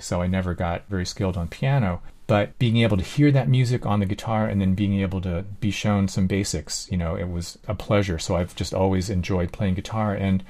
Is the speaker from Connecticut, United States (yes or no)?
no; Easton, Pennsylvania, United States; I grew up in Easton, Pennsylvania, which is where Lafayette College is.